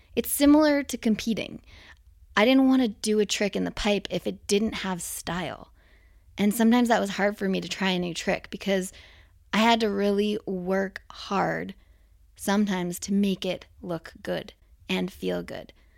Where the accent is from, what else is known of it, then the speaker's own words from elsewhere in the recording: Whistler, British Columbia, Canada; growing up in Whistler